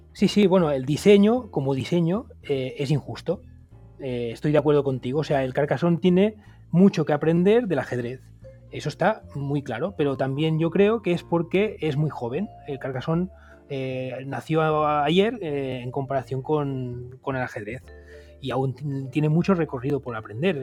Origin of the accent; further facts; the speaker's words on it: Montcada i Reixac, Catalonia, Spain; yo, que soy de Moncada